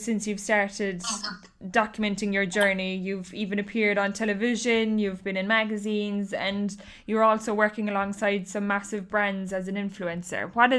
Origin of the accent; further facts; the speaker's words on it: Kilmoyley, Munster, Ireland; now in Sydney, Australia; I'm living in Sydney here now in the city, but I'm from Kerry. Like, I'm from North Kerry, a small place called Kilmoyley.